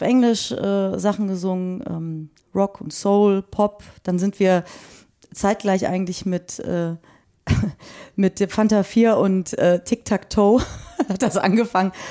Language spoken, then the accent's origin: German; Frechen, North Rhine-Westphalia, Germany; also born or lived in Cologne; ich bin in, in, Köln, in Frechen groß geworden und habe da auch äh, dann irgendwann mein Abitur gemacht.